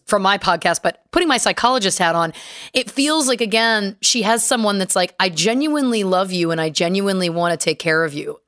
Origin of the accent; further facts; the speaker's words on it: Canada; I'm Canadian and we're humble folk